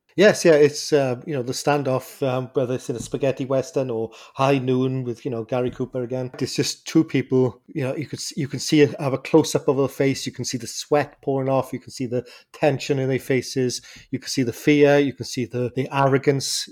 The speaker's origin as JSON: {"language": "English", "area": "Welsh", "region": "Wales", "country": "United Kingdom", "said": "I'm Welsh"}